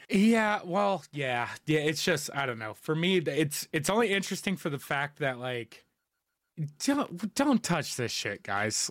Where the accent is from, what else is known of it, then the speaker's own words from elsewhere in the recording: United States; as an American, and especially a millennial one